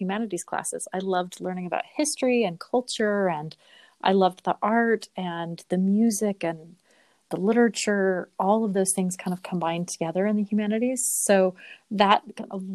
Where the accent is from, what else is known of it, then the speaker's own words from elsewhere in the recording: Sandy, Utah, United States; moved away as an adult; also born or lived in Pennsylvania; I grew up in Sandy, Utah. So I'm a Utah native